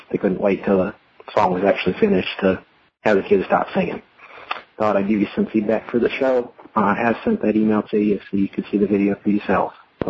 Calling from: North Carolina, United States; I'm calling you from North Carolina today.

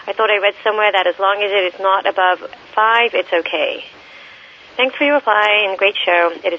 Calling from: Los Angeles, California, United States; moved away as an adult; I'm calling from Ithaca, New York. I recently moved here from L.A. to live a more self-reliant and sustainable lifestyle.

